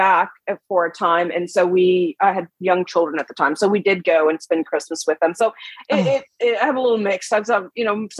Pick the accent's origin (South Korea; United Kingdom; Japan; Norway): Norway; Oslo; moved away; also born or lived in Tjøme, Vestfold, Norway / Texas, United States; I was born in Oslo, which is the capital